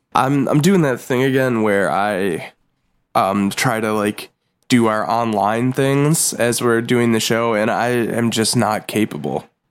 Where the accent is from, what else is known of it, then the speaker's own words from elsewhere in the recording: Buffalo, New York, United States; Jim Carrey has been to my hometown